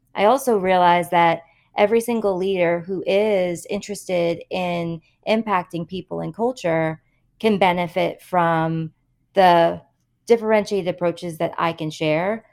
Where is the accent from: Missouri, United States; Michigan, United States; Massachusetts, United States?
Massachusetts, United States; also born or lived in New York; growing up in the Massachusetts public school system